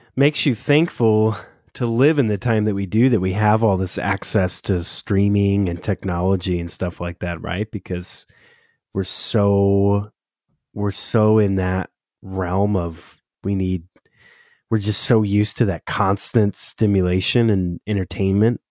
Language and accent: English; Southern California, United States; now in Oregon, United States; I'm originally from SoCal, which I know that'll shock a lot of native Oregonians, um, that a Southern California transplant lives here now